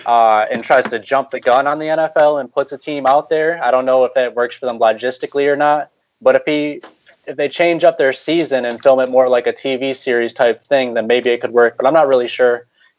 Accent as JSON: {"language": "English", "country": "United States", "said": "as I'm sure the people aren't able to tell from my accent, I am an Americano."}